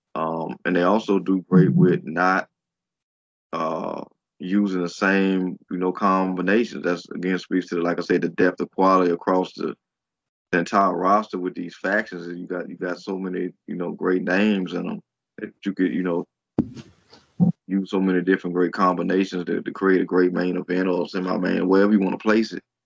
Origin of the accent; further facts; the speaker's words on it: United States; as an American fan